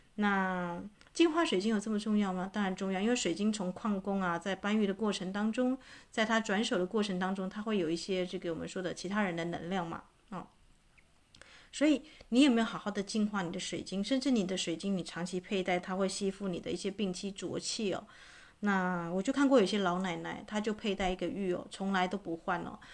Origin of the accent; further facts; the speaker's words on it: Taitung, Taitung County, Taiwan; moved away; 这次我回去台东啊，啊，这个我的老家